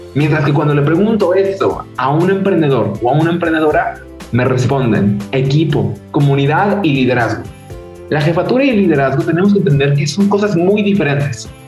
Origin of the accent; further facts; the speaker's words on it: Cuernavaca, Morelos, Mexico; soy de México, de Cuernavaca específicamente, una ciudad un poco pequeña al lado de, al lado de la capital